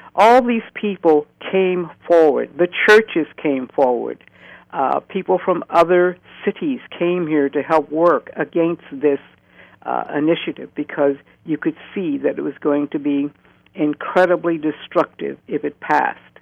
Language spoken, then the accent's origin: English; St. Louis, Missouri, United States; moved away as an adult; now in Oregon, United States; born in 1940 in St. Louis, Missouri